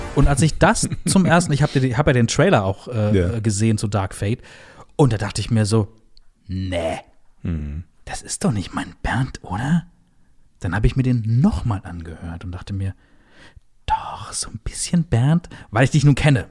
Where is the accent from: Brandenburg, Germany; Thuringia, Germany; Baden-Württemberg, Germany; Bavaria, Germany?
Brandenburg, Germany; Ich bin gebürtiger Brandenburger